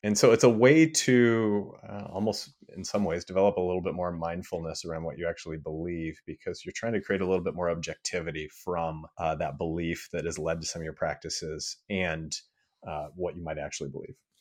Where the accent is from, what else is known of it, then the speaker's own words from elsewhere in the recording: Midwest, United States; growing up in the Midwest